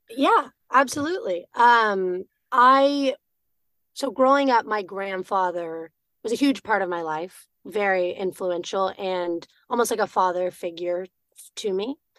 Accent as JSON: {"language": "English", "town": "Austin", "region": "Texas", "country": "United States", "said": "I'm from Austin, Texas, originally"}